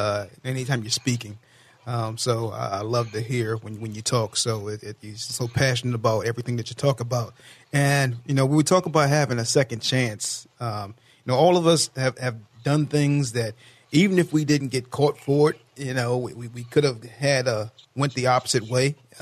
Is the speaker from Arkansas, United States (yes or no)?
no; Potomac, Maryland, United States; also born or lived in Rockville, Maryland; around where I grew up in Rockville, Maryland. I mean, I'm from Potomac, Maryland